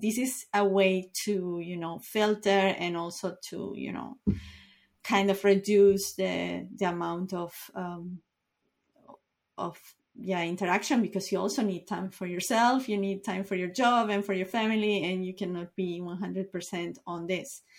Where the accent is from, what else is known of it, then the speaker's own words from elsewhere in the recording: Uruguay; I am from Uruguay